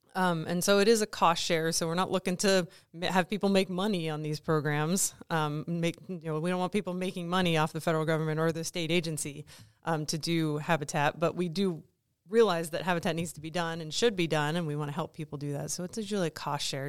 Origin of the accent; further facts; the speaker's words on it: East Coast, United States; moved away as an adult; also born or lived in Colorado / New Mexico; now in Kansas, United States; I'm originally from the East Coast